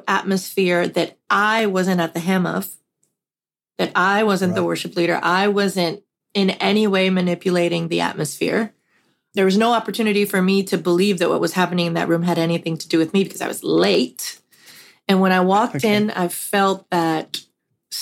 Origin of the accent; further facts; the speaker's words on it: Puerto Rico; a very large, influential church that I grew up in Puerto Rico